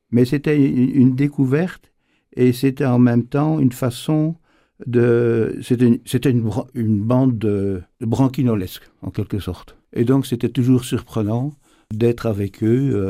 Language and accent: French; Namur region, Wallonia, Belgium; J'ai grandi dans, dans le Namurois